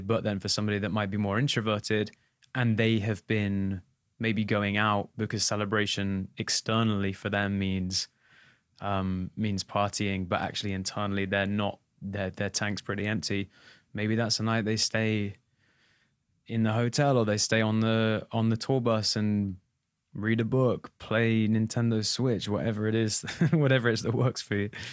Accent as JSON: {"language": "English", "region": "England", "country": "United Kingdom", "said": "as an English boy"}